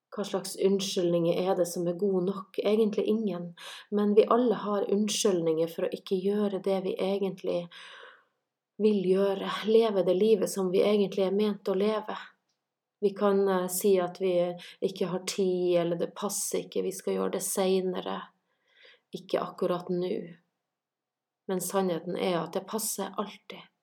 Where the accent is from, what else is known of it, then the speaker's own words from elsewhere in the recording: Kjøllefjord, Finnmark, Norway; now in Santorini, Greece; Jeg er fra Kjøllefjord i Finnmark, bor i Santorini i Hellas